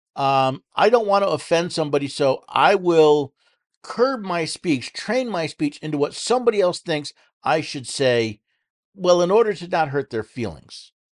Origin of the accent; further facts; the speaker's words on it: New York City, New York, United States; moved away; growing up in New York City